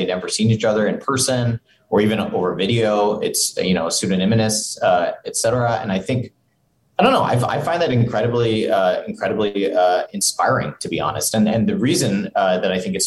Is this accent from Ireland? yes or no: no; Singapore; now in Provo, United States; growing up in Singapore